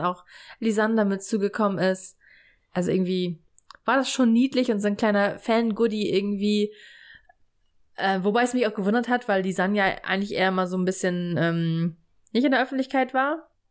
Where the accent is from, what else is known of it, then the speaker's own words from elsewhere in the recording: Stade, Lower Saxony, Germany; bei uns in Stade